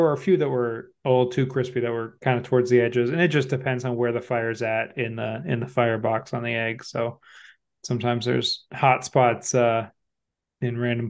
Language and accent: English; Midwest, United States; I'm just a Midwesterner.